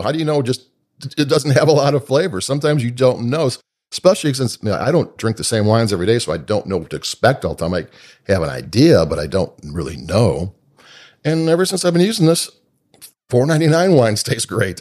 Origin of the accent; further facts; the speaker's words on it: Chicago, Illinois, United States; I'm from Chicago